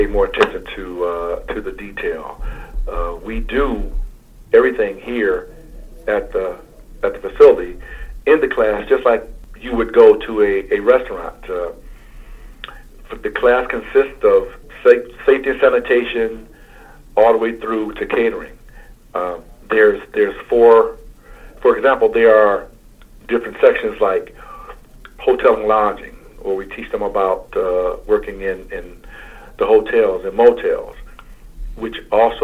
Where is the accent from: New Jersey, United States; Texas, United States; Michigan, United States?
Michigan, United States; Muskegon Heights; moved away; I'm originally from Muskegon Heights, Michigan